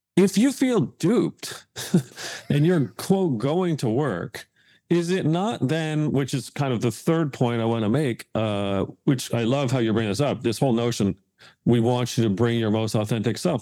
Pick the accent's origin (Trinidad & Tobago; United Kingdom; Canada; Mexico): Canada; Hamilton, Ontario; moved away; where I grew up in Hamilton, Ontario